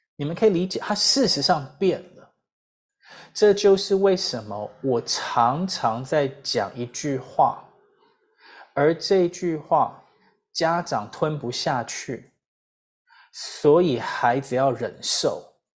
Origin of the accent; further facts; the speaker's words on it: Taiwan; 我自己就是台湾社会的一份子嘛